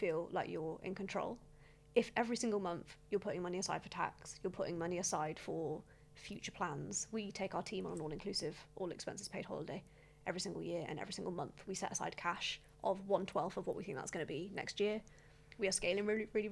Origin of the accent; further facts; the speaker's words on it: United Kingdom; as British business owners